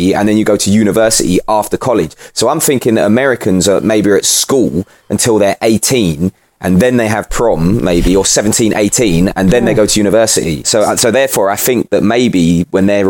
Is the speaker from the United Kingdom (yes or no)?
yes; United Kingdom; I'm British